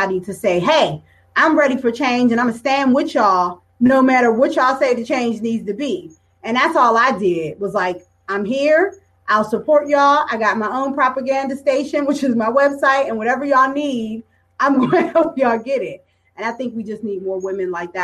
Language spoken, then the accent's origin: English; Pittsburgh, Pennsylvania, United States; growing up in Pittsburgh